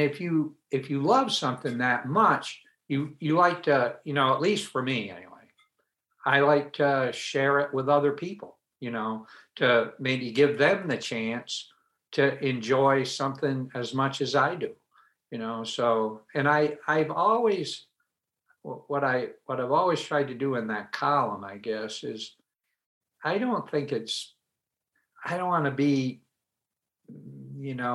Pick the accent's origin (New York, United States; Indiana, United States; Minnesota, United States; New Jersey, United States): New York, United States; Adirondack Mountains, northern New York State, United States; I grew up in the Adirondack Mountains of northern New York State